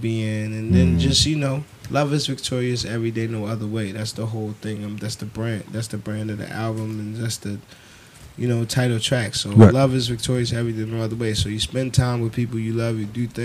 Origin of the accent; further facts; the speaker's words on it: Baltimore, Maryland, United States; I'm from Baltimore